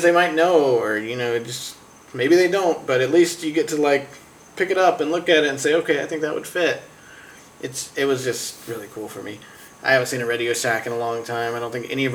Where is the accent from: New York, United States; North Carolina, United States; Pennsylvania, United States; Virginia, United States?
North Carolina, United States; I'm from North Carolina